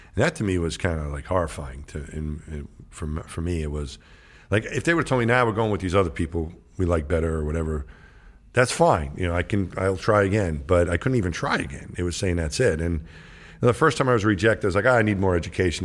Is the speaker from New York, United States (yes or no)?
yes; New York, United States; I grew up in New York.